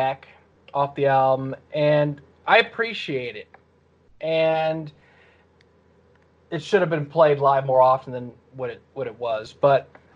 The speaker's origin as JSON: {"language": "English", "town": "Detroit", "region": "Michigan", "country": "United States", "said": "Where am I from? Detroit. Well, outside right. Detroit"}